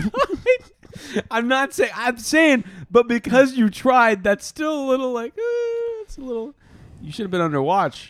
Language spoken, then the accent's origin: English; Oregon, United States; we're from Oregon